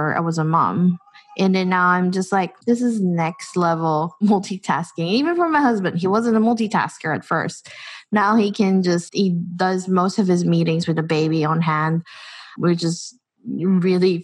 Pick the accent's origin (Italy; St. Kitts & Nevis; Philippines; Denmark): Philippines; moved away as an adult; now in New Zealand; growing up in the Philippines and just being an immigrant in this country